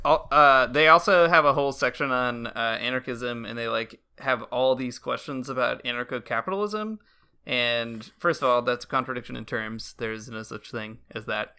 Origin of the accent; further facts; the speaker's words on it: United States; moved away as an adult; now in Canada; being an American living abroad